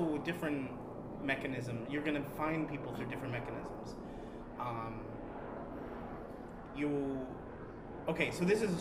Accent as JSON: {"language": "English", "town": "Tampa", "region": "Florida", "country": "United States", "said": "I'm from Tampa Bay area"}